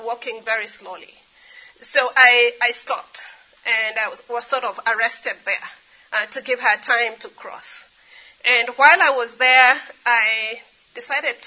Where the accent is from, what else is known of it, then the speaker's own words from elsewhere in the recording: Kenya; I grew up in Kenya.